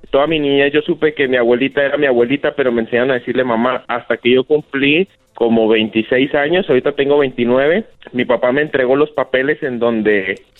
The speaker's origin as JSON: {"language": "Spanish", "region": "California", "country": "United States", "tie": "born there", "said": "nací yo en California y vino a México"}